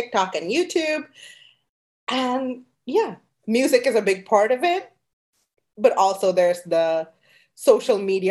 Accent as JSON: {"language": "English", "country": "Canada", "tie": "born or raised there", "also_born_or_lived": "Sri Lanka / New Jersey, United States", "moved": "as an adult", "lives_now": "New York, United States", "said": "I actually left Sri Lanka when I was 10 years old. I grew up in Canada, even though now I'm in New York"}